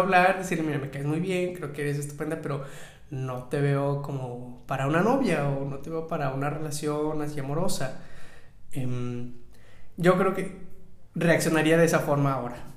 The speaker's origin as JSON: {"language": "Spanish", "town": "Monterrey", "region": "Nuevo León", "country": "Mexico", "tie": "born or raised there", "said": "yo crecí en Monterrey, en el norte de México"}